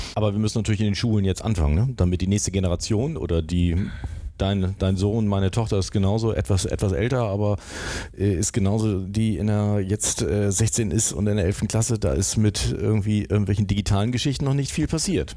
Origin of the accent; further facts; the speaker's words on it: Germany; als Deutsche